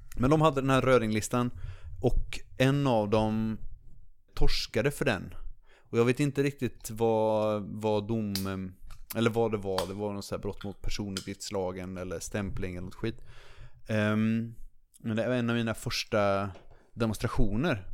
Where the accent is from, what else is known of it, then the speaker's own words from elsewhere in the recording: Linköping, Östergötland, Sweden; i Linköping då, där jag är ifrån